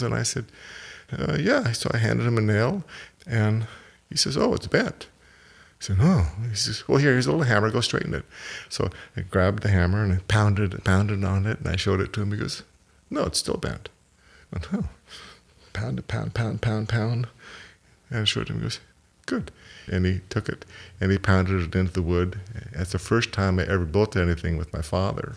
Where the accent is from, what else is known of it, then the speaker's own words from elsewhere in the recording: Portland, Oregon, United States; also born or lived in Vancouver, Canada; my family moved when I was five from, from Vancouver to Portland, Oregon